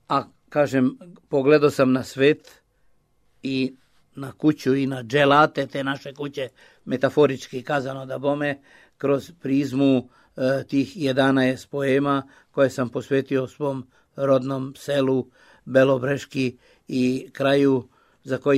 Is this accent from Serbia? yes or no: no; Timișoara, Timiș County, Romania; I ja dolazim iz Temišvara, iz nekog beskrajnog plavog kruga Miloša Crnjanskog, koji je najveći temišvarac među nama Srbima